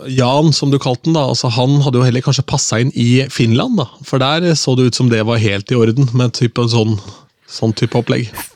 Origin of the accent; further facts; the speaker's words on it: Østfold, Norway; moved away as an adult; now in Oslo, Norway; Jeg kommer fra Østfold